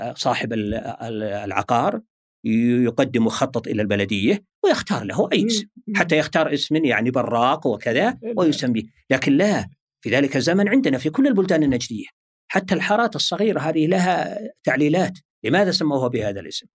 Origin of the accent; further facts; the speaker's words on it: Al-Ahsa, Eastern Province, Saudi Arabia; عندنا في الأحساء